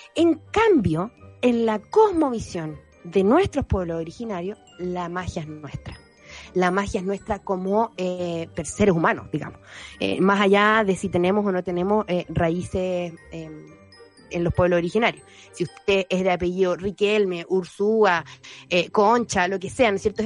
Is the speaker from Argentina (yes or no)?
no; Chile; chilenos mestizos que somos